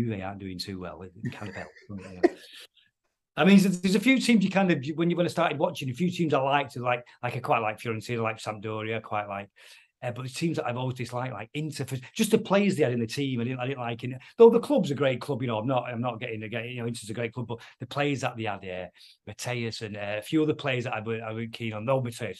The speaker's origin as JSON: {"language": "English", "town": "Manchester", "region": "North West England", "country": "United Kingdom", "said": "I'm from Manchester"}